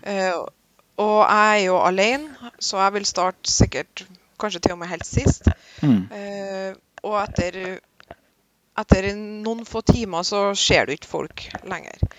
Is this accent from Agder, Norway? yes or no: no; Vikna, Trøndelag, Norway; Vekna, hjemplassen min